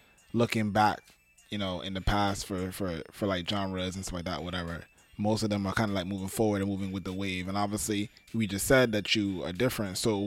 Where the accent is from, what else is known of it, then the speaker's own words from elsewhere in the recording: New York City, New York, United States; I'm from Brooklyn